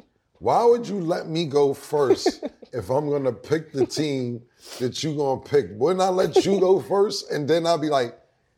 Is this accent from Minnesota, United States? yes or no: no; New York City, New York, United States; I'm from Harlem, nigga.